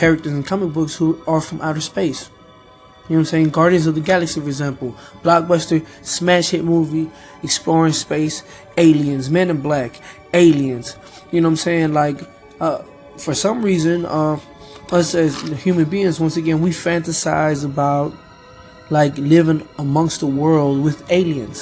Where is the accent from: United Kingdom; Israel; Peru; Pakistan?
Peru; I'm from Peru.